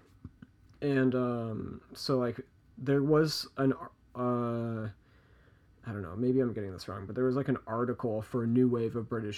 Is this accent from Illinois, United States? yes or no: yes; Chicago, Illinois, United States; I grew up in Chicago